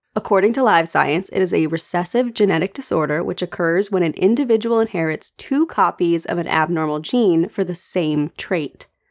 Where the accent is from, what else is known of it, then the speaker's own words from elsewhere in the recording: United States; as an American